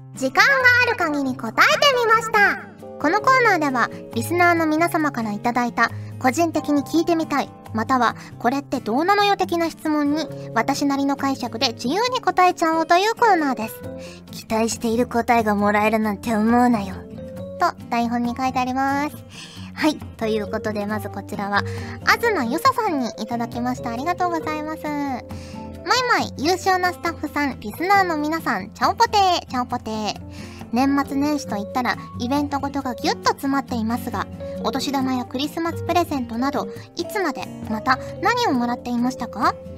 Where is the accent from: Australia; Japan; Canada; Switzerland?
Japan; Kyushu, Fukuoka; now in Yamagata, Japan; 九州、福岡出身なので